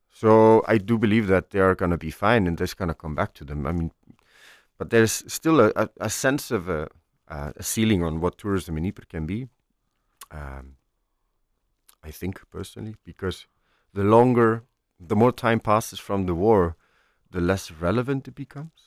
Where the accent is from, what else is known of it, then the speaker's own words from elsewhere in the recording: Iceland; moved away as an adult; I'm from Iceland, um, uh, which is a phenomenal country